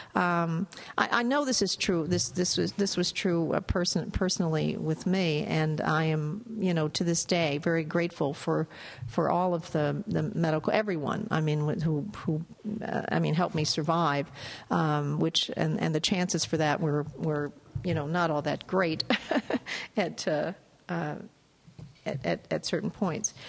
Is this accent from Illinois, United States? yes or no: yes; Chicago, Illinois, United States; I'm from Chicago, so I'm very familiar with Pekin, Illinois